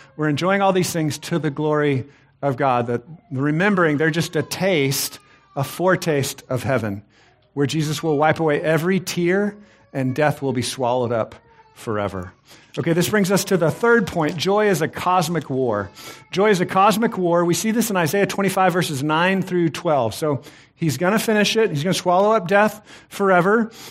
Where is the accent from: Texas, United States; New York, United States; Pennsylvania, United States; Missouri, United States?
Texas, United States; I, I grew up in Texas.